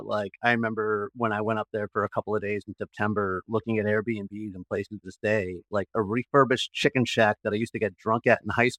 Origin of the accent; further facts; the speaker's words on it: Martha's Vineyard, Massachusetts, United States; also born or lived in Springfield, Massachusetts; I am originally from Martha's Vineyard. I was born and raised an Islander. So I grew up in Massachusetts, and I went to the University of Massachusetts, where I studied legal studies and history